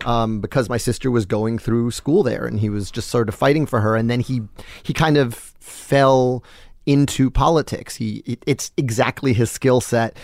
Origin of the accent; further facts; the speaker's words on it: New York, United States; I'm also grown up uptown